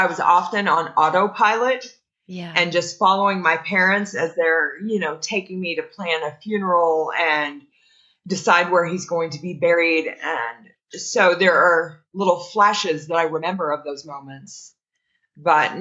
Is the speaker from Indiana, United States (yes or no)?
yes; Indiana, United States; also born or lived in Greensburg, Indiana; I was just a small town girl. I grew up in Indiana and I was living in Greensburg, Indiana.